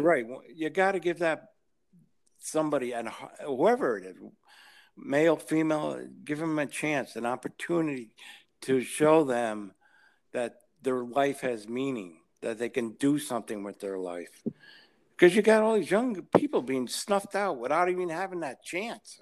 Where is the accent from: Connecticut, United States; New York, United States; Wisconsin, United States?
Connecticut, United States; New Haven; I grew up in New Haven, so I used to drive mm-hmm. a taxi in New Haven at night